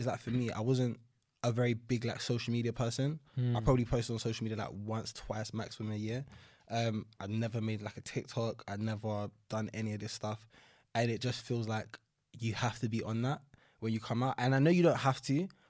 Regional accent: London, United Kingdom; Northeast London, so like the Chingford, Walthamstow area.

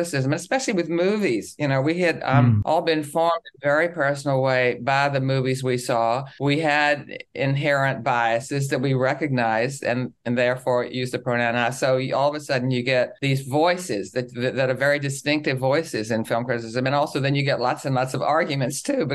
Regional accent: Richmond, Virginia, United States; I grew up in Richmond, Virginia

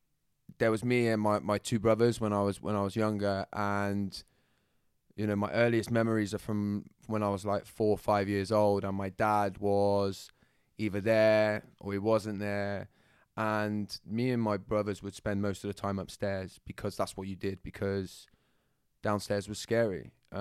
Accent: Bristol, South West England, United Kingdom; accent: Bristol; Well, my accent is from Bristol, yeah. So it'll come in and out and flitter between going into London when I'm trying my best to fit in.

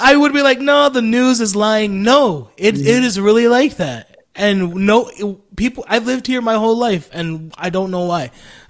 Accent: United States; also born or lived in Florida; I come from the States.

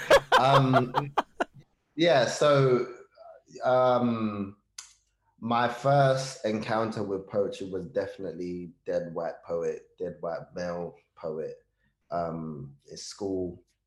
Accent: Jos, Plateau, Nigeria; also born or lived in Kano, Nigeria; now in United Kingdom; I was born in Nigeria, I was born in Kanu. I grew up in Jos.

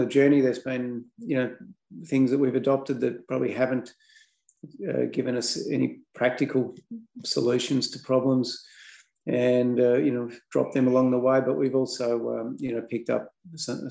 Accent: Melbourne, Victoria, Australia; now in Wantabadgery, Australia; I grew up actually in Melbourne.

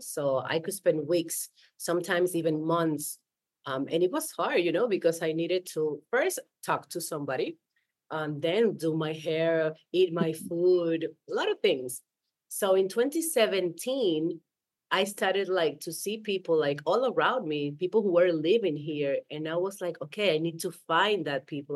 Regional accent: Dominican Republic; English is a second language; moved away as an adult; now in Buenos Aires, Argentina; I was born in Dominican Republic, but I live in Buenos Aires in 2010

